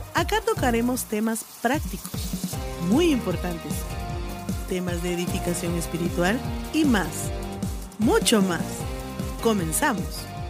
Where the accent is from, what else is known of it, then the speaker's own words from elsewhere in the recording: Guatemala; Nosotros somos pues, de Guatemala